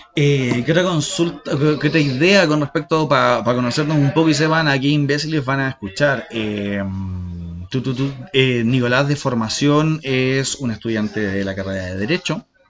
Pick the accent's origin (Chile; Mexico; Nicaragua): Chile; accent: Chilean; first language Spanish; somos chilenos